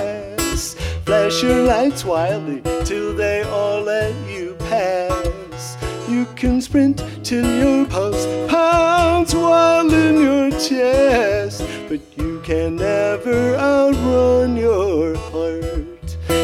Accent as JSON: {"language": "English", "town": "Waterford", "region": "Michigan", "country": "United States", "said": "I'm from a little township called Waterford, which is suburban sprawl near Detroit."}